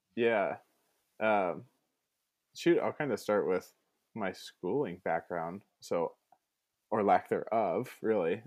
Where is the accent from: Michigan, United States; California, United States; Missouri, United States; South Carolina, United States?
California, United States; Ventura; I'm from beautiful Ventura, California